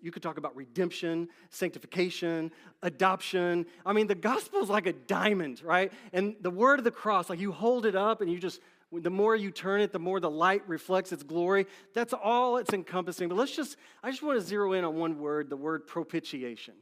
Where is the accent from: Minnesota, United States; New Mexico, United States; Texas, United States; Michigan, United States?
Texas, United States; Dallas; I grew up in Dallas, Texas